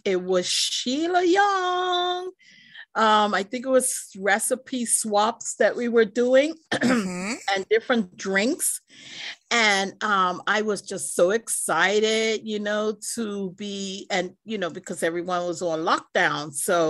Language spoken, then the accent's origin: English; Cambridge, Massachusetts, United States; I would like to say I'm from Massachusetts, Cambridge, Massachusetts